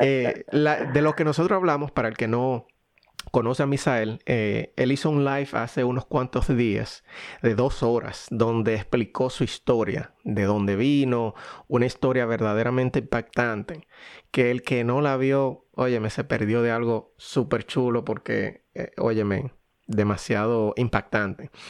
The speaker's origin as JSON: {"language": "Spanish", "country": "Dominican Republic", "moved": "yes", "lives_now": "United States", "said": "los dos somos dominicanos y, vinimos de Dominicana y vivimos actualmente en Estados Unidos"}